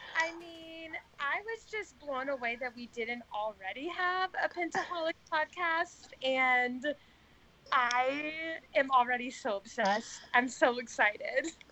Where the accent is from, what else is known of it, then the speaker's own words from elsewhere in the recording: the South, United States; I am from the South